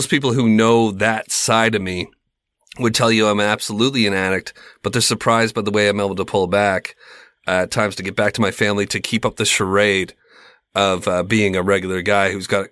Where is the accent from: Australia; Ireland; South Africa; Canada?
Canada; I'm Canadian.